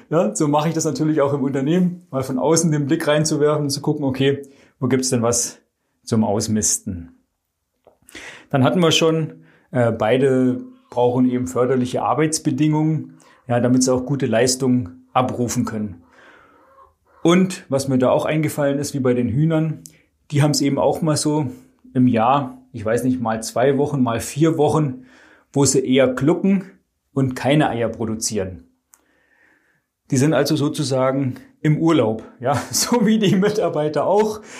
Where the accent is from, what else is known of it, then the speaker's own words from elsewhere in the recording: Baden-Württemberg, Germany; Ich komme ursprünglich aus dem Schwabenland und den Spruch kennst du ja vielleicht auch.